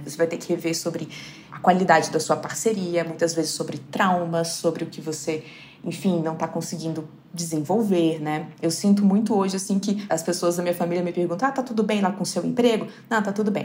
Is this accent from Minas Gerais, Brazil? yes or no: yes; southern Minas Gerais, Brazil; moved away; o fato de eu vir de uma cidade muito pequena, do sul de Minas